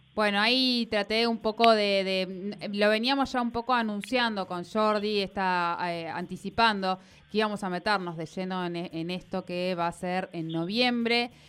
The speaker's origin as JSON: {"language": "Spanish", "country": "Argentina", "said": "nuestras cabecitas acá en Argentina."}